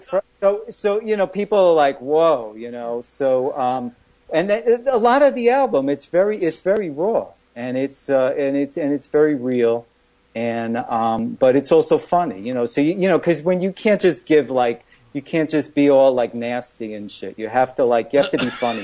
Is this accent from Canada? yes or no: no; New York City, New York, United States; also born or lived in Brooklyn; I was born in Queens. I, I grew. I'm living in Brooklyn for many years, thirty years